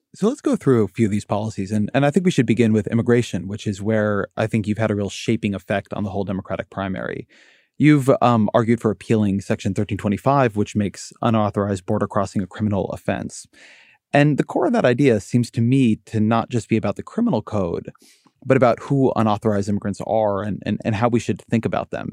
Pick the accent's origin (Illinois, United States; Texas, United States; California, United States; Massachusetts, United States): California, United States; Orange County; I come from Orange County, California